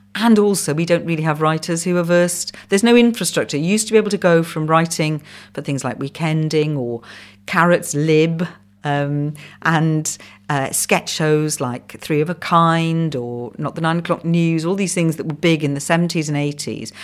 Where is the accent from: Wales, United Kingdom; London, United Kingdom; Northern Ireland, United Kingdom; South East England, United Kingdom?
Wales, United Kingdom; first language Welsh; English is a second language; English is my second language. Welsh is my first.